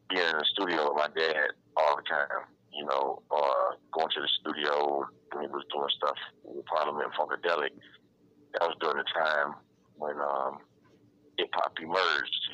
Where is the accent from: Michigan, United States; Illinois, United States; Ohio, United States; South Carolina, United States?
Michigan, United States; Detroit; in Detroit, Michigan, um, in Sinai Hospital here in Detroit.